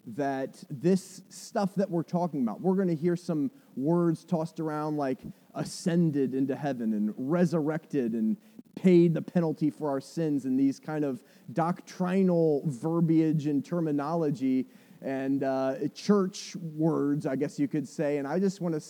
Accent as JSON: {"language": "English", "country": "United States", "tie": "born or raised there", "said": "I grew up in America that in the 70s and 80s was a Christian nation"}